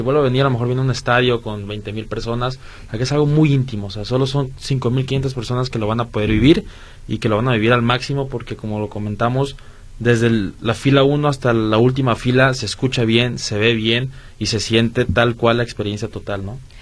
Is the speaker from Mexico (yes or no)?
yes; Guadalajara, Jalisco, Mexico; los que somos de Guadalajara